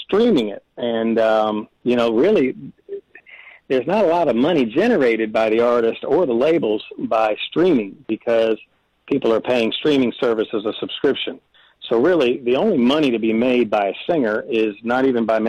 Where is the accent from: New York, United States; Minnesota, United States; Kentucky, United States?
Kentucky, United States; Owensboro; moved away as an adult; also born or lived in Alabama; now in Nashville, United States; I hadn't been to Owensboro in a long time, even though it's my hometown